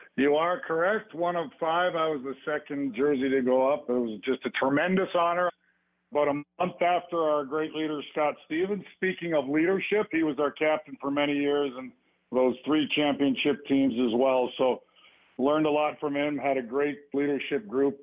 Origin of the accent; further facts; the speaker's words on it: Edmonton, Alberta, Canada; I grew up with him in Edmonton, Alberta